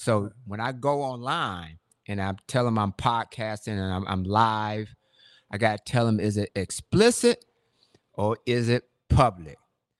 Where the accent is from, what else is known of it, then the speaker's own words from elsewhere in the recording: Michigan, United States; moved away as an adult; also born or lived in Ann Arbor, Michigan; now in Atlanta, United States; we grew up in Michigan, and, you know, we had snow all the time, man.